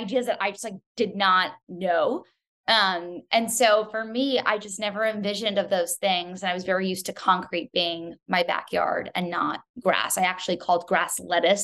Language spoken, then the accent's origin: English; New York City, New York, United States; I grew up on the Upper East Side of Manhattan